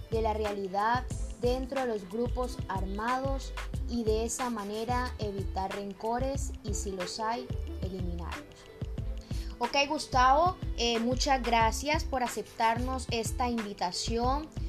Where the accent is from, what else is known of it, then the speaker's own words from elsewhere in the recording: Bogotá, Colombia; moved away; víctima de estos conflictos en nuestro país, Colombia. Bueno, tengo 43 años, soy de Bogotá.